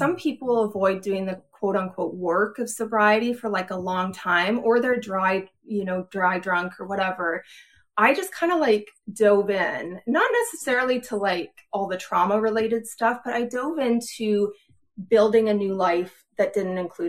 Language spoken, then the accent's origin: English; Edmonton, Alberta, Canada; moved away as an adult; now in Pennsylvania, United States; I grew up in Edmonton, in Alberta